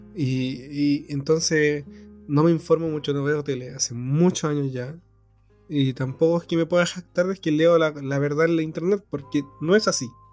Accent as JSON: {"language": "Spanish", "country": "Chile", "said": "como chileno"}